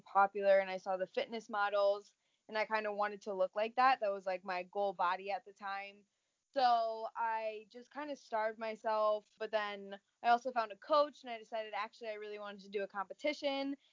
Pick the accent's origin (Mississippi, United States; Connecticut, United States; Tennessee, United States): Connecticut, United States; I'm from Connecticut. I've always been in Connecticut, actually, pretty much my whole life.